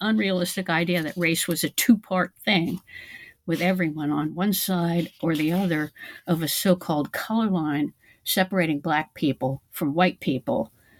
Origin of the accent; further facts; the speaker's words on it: Virginia, United States; I grew up in Virginia on the East Coast, and like most other white Virginians, I think, at that time, I knew of the two reservations remaining in Virginia, but was only dimly aware of other Native communities in the state.